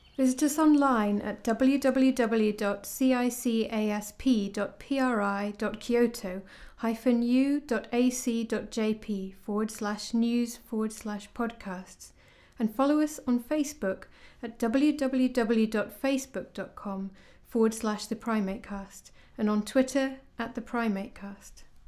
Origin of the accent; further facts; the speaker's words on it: Bolivia; moved away as an adult; now in United Kingdom; I come from Bolivia, but right now I'm doing my master's in conservation and rural development at the University of Kent